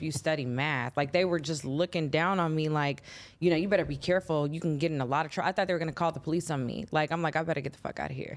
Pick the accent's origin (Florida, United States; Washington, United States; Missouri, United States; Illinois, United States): Illinois, United States; Chicago; I'm from Chicago. Um, my upbringing was pretty cool